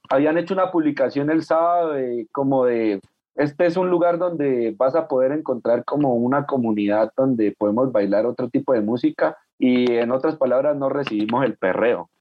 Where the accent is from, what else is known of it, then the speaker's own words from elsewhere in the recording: Cauca, Colombia; a mí como caucano